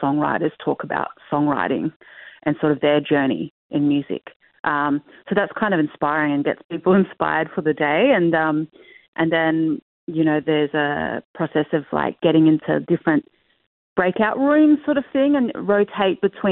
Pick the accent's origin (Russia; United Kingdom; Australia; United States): Australia; Darwin, Northern Territory; also born or lived in Perth, Australia / Torres Strait Islands (ancestry); now in Melbourne, Australia; I grew up in Darwin and moved to Perth and followed my dream in music to Melbourne